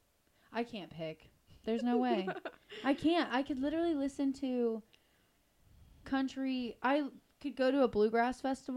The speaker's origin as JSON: {"language": "English", "town": "Cleveland", "region": "Ohio", "country": "United States", "tie": "born or raised there", "said": "I grew up in Cleveland, around Cleveland"}